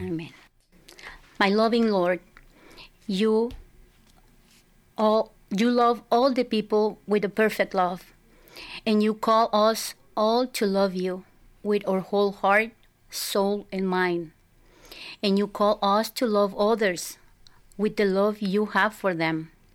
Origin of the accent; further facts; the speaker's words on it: Culiacán, Sinaloa, Mexico; moved away; I was born and raised in Mexico